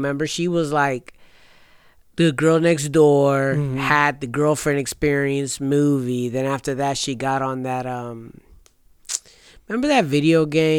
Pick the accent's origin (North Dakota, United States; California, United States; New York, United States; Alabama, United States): California, United States; when we say we're from California, they automatically think we're either from LA or San Francisco, and they think we're just hella close, but no, it's very far away.